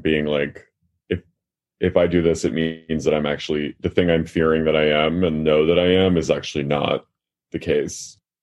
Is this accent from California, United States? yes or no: no; Haddonfield, New Jersey, United States; I'm from Haddonfield, New Jersey